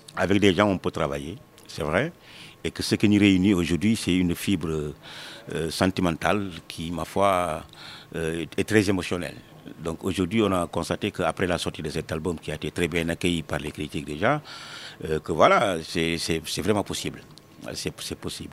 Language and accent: French; Senegal; also born or lived in Dakar; je suis sénégalais, je suis africain